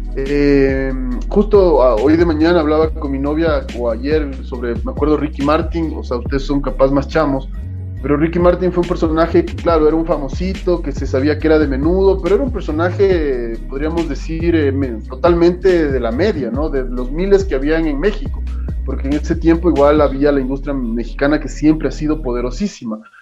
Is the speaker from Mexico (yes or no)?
no; Quito, Pichincha, Ecuador; soy de Quito, soy de donde sea, de Ecuador, o sea, soy ecuatoriano, no me creo mejor que nadie, simplemente soy orgulloso y agradecido de haber nacido donde nací